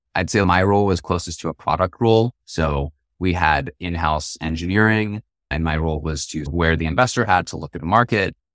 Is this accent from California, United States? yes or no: yes; Marin County, California, United States; I grew up in Marin County. It's across the Golden Gate Bridge